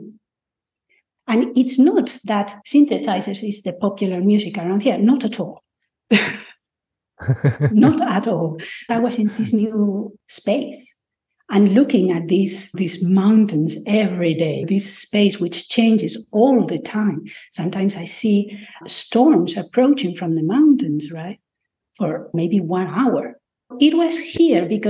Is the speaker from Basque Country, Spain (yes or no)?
no; Madrid, Community of Madrid, Spain; also born or lived in United Kingdom; now in Jaén, Spain; I am from Madrid, but I moved to rural Spain, Jaén in Andalusia